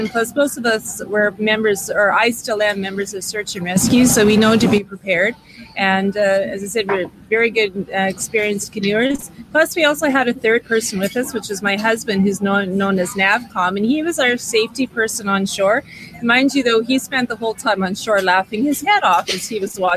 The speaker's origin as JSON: {"language": "English", "region": "Saskatchewan", "country": "Canada", "said": "I'm known as … I'm from Saskatchewan."}